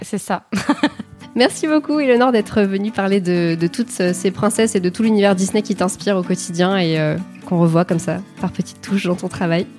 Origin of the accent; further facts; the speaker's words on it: Alsace, Grand Est, France; je suis alsacienne.